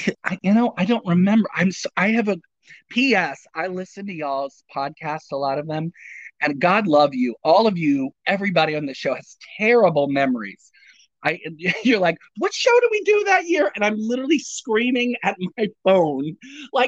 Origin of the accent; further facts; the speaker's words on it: Bowie, Maryland, United States; moved away; I'm from Maryland. I'm from Bowie, Maryland.